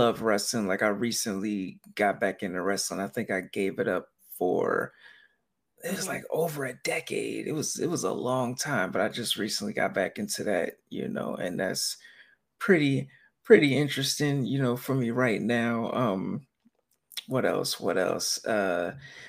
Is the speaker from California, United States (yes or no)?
yes; Sacramento, California, United States; also born or lived in Philadelphia, Pennsylvania; now in East Coast, United States; I grew up in Sacramento, California, and like most of my family was out here